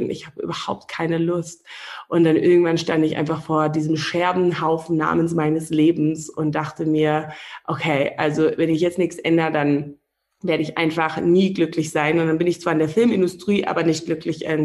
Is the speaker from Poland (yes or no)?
no; Namibia; als ich hier groß geworden bin in Namibia, da habe ich so eher so die das, die große weite Welt durch die Filme kennengelernt